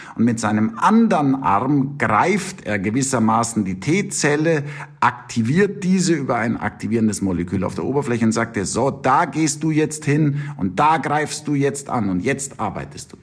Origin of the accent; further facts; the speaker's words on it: Munich, Bavaria, Germany; accent: Bavarian; moved away as an adult; also born or lived in United States; now in Tübingen, Germany; ich wollte eigentlich zurück in mein geliebtes München, man hört es an meinem Akzent